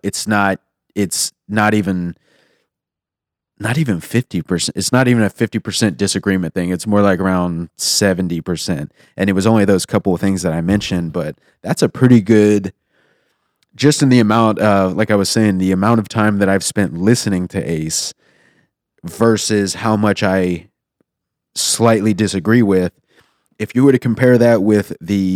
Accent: Houston, Texas, United States; now in Austin, United States; But I'm from Houston, so I live here for a reason.

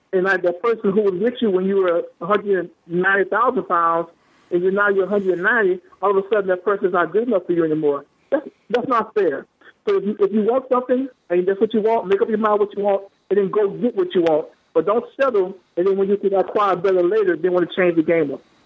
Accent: Louisiana, United States; moved away; I'm originally from Louisiana

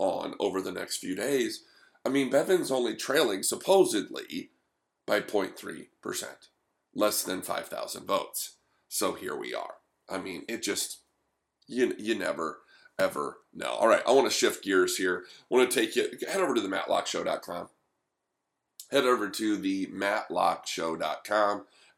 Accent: Fort Wayne, Indiana, United States; I'm from Fort Wayne, Indiana

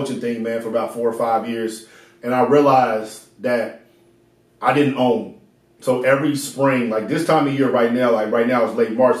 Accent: Indianapolis, Indiana, United States; also born or lived in Texas / Japan / Northern California / Ohio; Then we moved to Northern California, then Ohio, and I grew up in Indiana. So middle school, high school, college in Indiana.

